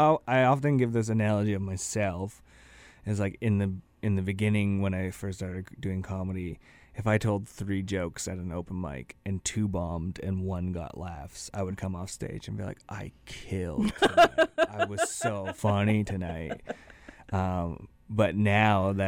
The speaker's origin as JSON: {"language": "English", "town": "The Pas", "region": "Manitoba", "country": "Canada", "tie": "born or raised there", "said": "I grew up in DePauw, Manitoba"}